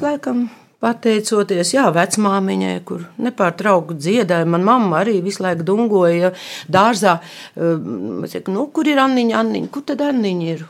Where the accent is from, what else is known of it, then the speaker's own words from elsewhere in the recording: Skrīveri, Vidzeme, Latvia; also born or lived in Latgale; es piedzimu skrīveros